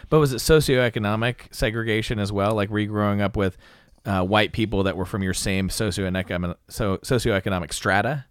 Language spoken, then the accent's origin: English; West Coast, United States; moved away; also born or lived in the South; I, I'm from the West Coast.